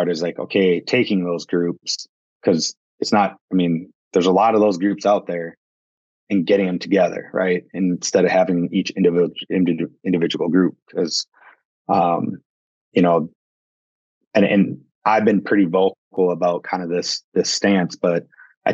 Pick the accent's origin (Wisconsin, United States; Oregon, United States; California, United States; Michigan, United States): Wisconsin, United States; I grew up in Wisconsin and, you know, cut my teeth hunting, you know, in the Northwoods of Wisconsin